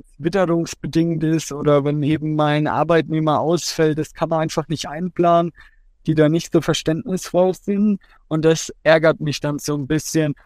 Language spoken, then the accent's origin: German; Coburg, Bavaria, Germany; Heimat ist für mich mein Zuhause, da wo ich aufgewachsen bin, da wo meine Familie, meine Freunde alle zusammen sind. Und es ist für mich immer schön, in Coburg zu sein. Und ich bin auch froh, dass ich ja, 25 Jahre von meinem Leben jetzt hier verbracht habe